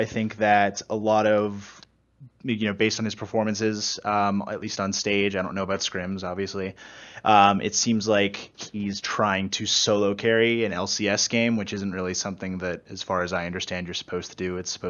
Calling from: Pittsburgh, Pennsylvania, United States

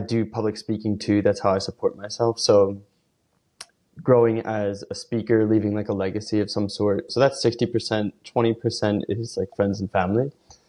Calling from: Philadelphia, Pennsylvania, United States; I'm calling in from Philadelphia on a nice snowy day

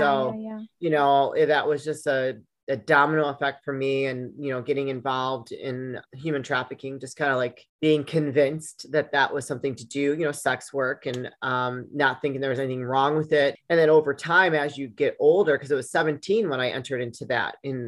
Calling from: Chicago, Illinois, United States; Alejandra, I am out of the Chicagoland area in Illinois.

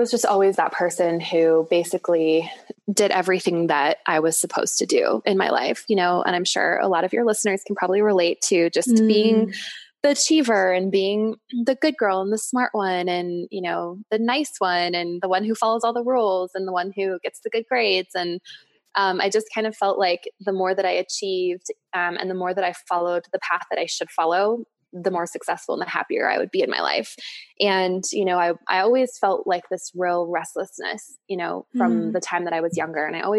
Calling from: Boulder, Colorado, United States; So I am coming from Boulder, Colorado, and I'm in my office.

